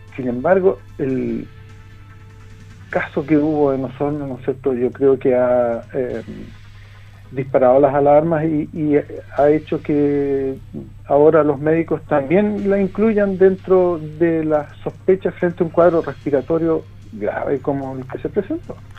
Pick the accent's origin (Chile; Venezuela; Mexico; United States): Chile; como chilenos tenemos una concepción del riesgo